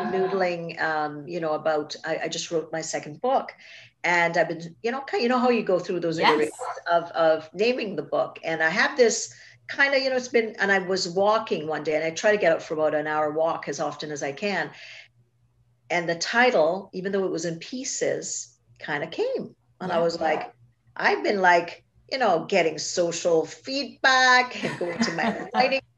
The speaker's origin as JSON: {"language": "English", "country": "Trinidad & Tobago", "tie": "born or raised there", "said": "I grew up in Trinidad and Tobago, in the Caribbean"}